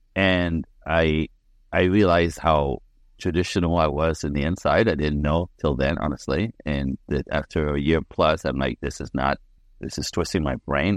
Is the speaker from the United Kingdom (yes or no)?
no; Quebec City, Quebec, Canada; I'm French Canadian. I was born in Quebec City in a snowbank